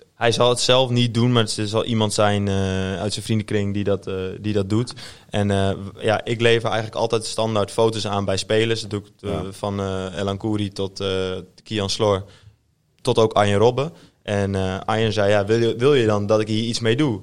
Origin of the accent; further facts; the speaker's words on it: Netherlands; also born or lived in Groningen; in Ilderpaat Zwolle opgegroeid